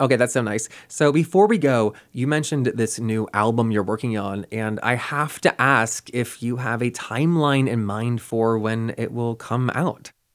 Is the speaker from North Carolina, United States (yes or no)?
yes; North Carolina, United States; I'm from North Carolina